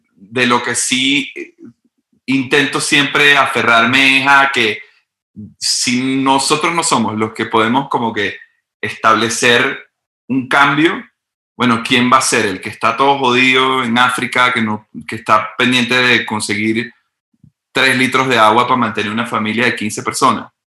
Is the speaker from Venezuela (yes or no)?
yes; Venezuela; moved away; Yo vengo de Venezuela, un país extremadamente, o sea, súper bizarro.